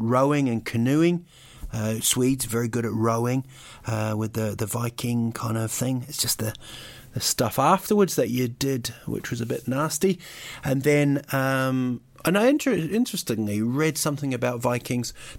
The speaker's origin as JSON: {"language": "English", "country": "New Zealand", "tie": "born or raised there", "also_born_or_lived": "United Kingdom", "said": "I was actually born in Britain, but I grew up in New Zealand"}